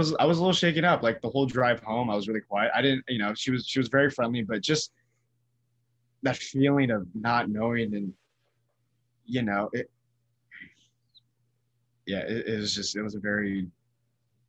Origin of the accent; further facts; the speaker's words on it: Bay Area, California, United States; growing up in the Bay Area